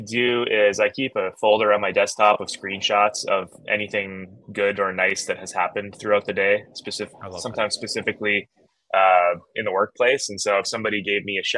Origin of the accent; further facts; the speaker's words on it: Canada; moved away; I grew up in Canada, went to a tiny community college that was basically a mining school with an art wing